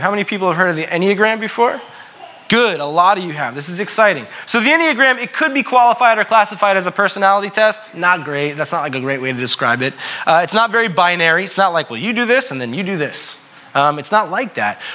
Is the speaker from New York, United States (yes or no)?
yes; New York, United States; I'm from New York, right? And so I like to say, I'm from New York, I'm a New Yorker